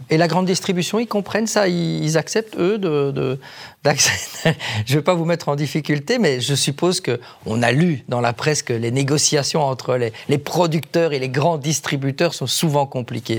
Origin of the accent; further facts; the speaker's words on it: Wallonia, Belgium; chez nous en Wallonie